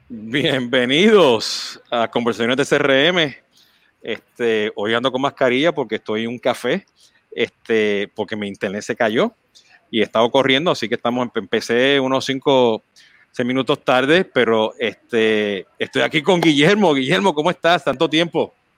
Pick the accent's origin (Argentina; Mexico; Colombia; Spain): Mexico; now in United States; como mexicano, pues este, fundamos en México este, el Social Media Club